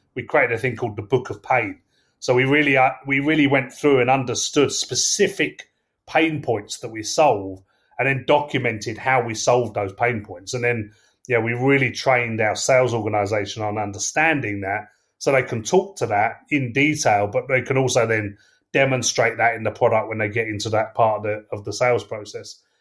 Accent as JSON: {"language": "English", "region": "England", "country": "United Kingdom", "accent": "English", "said": "I'm English, as you can tell from my accent"}